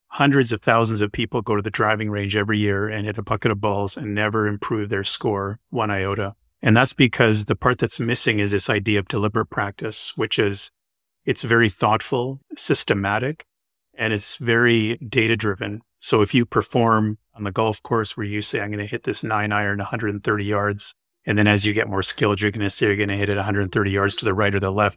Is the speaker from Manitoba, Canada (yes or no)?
yes; Winnipeg, Manitoba, Canada; moved away as an adult; also born or lived in Calgary, Alberta / London, Ontario / Boston; now in Vancouver, Canada; I grew up in Winnipeg, Manitoba, which is, uh, just north of North Dakota